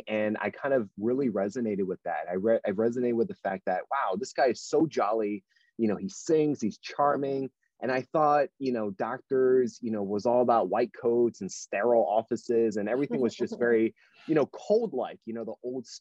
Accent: New Jersey, United States; moved away as an adult; also born or lived in West Virginia; I'm originally from New Jersey, born and raised

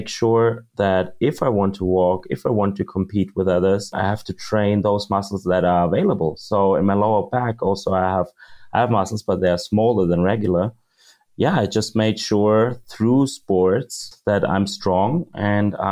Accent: Munich, Bavaria, Germany; I was born in Munich, raised in Munich, Germany

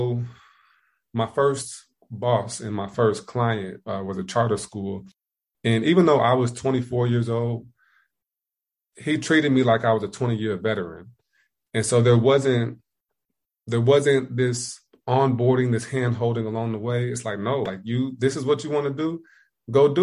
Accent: Indiana, United States; moved away as an adult; also born or lived in Ohio; now in South Carolina, United States

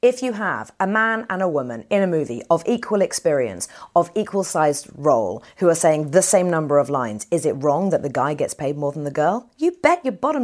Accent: United Kingdom; I'm British

